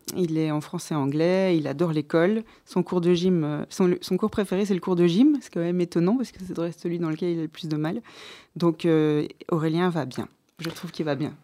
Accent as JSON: {"language": "French", "town": "Tournai", "region": "Wallonia", "country": "Belgium", "tie": "born or raised there", "also_born_or_lived": "Louvain-la-Neuve / Brussels", "moved": "as an adult", "said": "j'ai grandi à Tournai"}